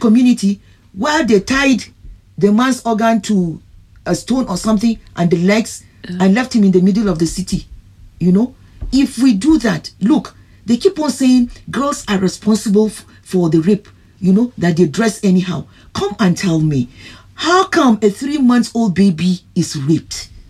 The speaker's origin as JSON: {"language": "English", "country": "Ghana", "said": "But I'm a Ghanaian"}